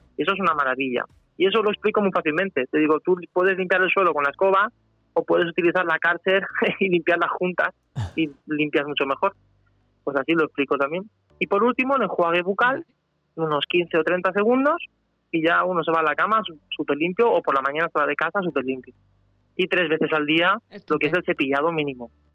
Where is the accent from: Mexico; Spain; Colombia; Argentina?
Spain; also born or lived in Germany; yo nací allí, pero vine aquí con casi cuatro años. Mi padre es español y yo tengo nacionalidad española. Y entonces yo me considero español